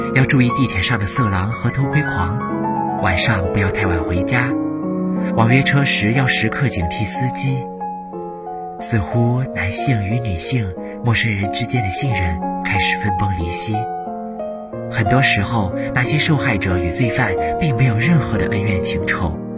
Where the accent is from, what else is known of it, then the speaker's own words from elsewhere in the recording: Xining, Qinghai, China; moved away as an adult; now in Nanjing, China; 来自青海西宁